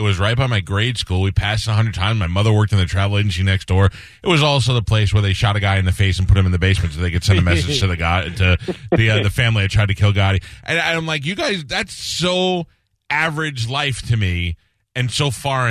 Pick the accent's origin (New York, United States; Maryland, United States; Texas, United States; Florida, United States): New York, United States; New York City; I grew up in Newdorp